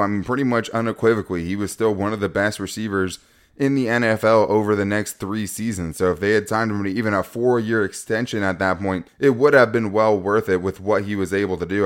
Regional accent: San Diego, California, United States; As a guy who followed the Chargers pretty much my whole life growing up in San Diego

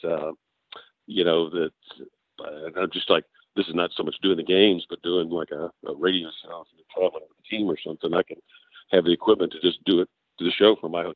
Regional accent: Paris, Kentucky, United States; I grew up in Paris, just north of Lexington.

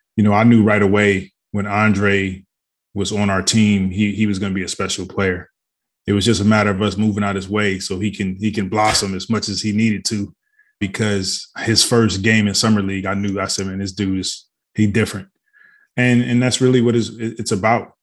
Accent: Detroit, Michigan, United States; I grew up in Detroit, Michigan.

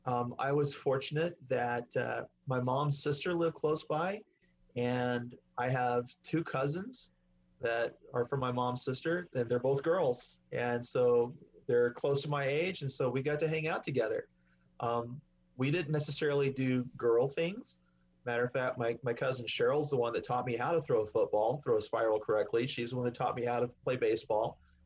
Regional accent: Oklahoma, United States; I said, Mom, we're from Oklahoma.

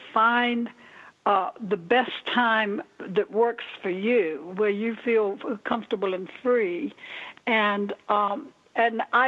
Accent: the South, United States; moved away; also born or lived in Florida / Minneapolis, Minnesota; I'm originally from the South. I don't know if you hear a little slur in the way I talk, but I'm originally from the South.

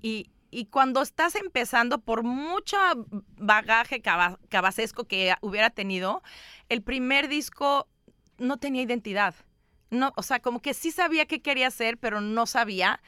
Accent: Mexico; also born or lived in Chicago; vengo de México

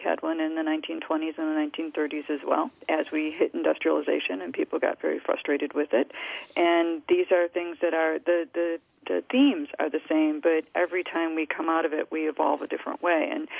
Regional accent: Detroit, Michigan, United States; I think back to the 1970s when I was growing up in the Detroit area

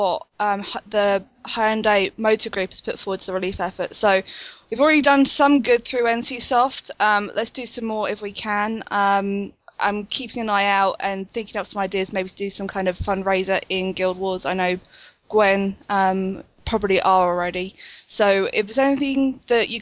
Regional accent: United Kingdom; I'm British

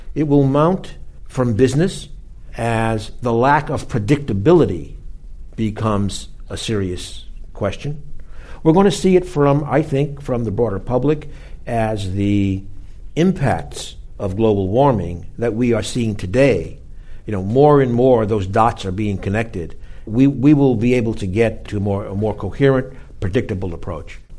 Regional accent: Boston, Massachusetts, United States; my hometown, Boston

